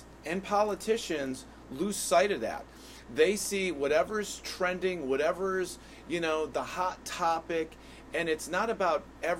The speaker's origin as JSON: {"language": "English", "town": "Hartford", "region": "Connecticut", "country": "United States", "said": "You're from Weathersfield, I'm from Hartford, but we're all Connecticut residents."}